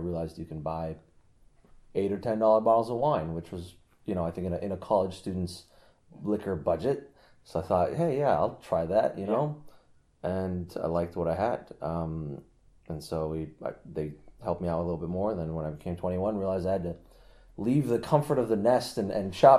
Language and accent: English; Vancouver, Washington, United States; also born or lived in Tehran, Iran; now in Seattle, United States; moved to Vancouver, Washington in 91.